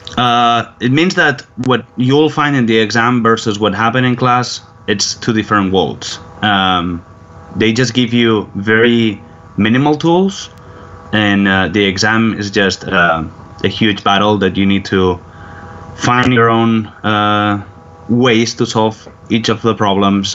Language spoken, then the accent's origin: English; surrounding area of Barcelona, Catalonia, Spain; moved away as an adult; now in Houston, United States; I'm not originally from Barcelona city. I'm from the surrounding area of Barcelona, which is a very industrial area